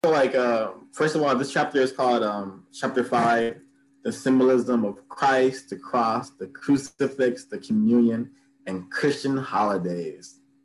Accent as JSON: {"language": "English", "town": "Los Angeles", "region": "California", "country": "United States", "tie": "born or raised there", "said": "I grew up in South Central"}